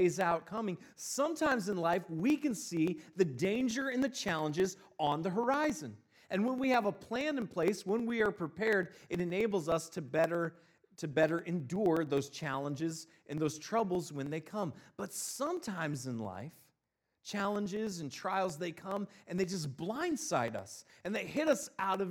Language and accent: English; Northeast Ohio, United States; moved away as an adult; also born or lived in Mississippi; I'm originally from Northeast Ohio, and then I moved down to Mississippi.